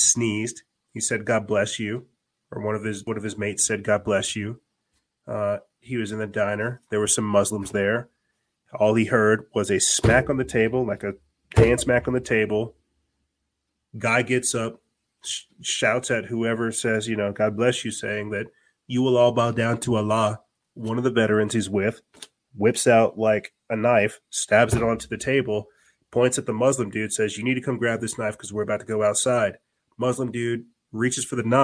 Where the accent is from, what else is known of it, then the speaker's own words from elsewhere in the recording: South Carolina, United States; I am from South Carolina